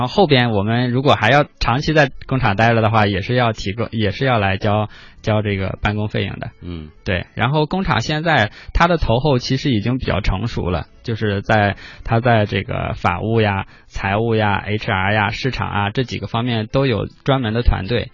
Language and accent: Chinese; Qingdao, Shandong, China; moved away; 我的老家青岛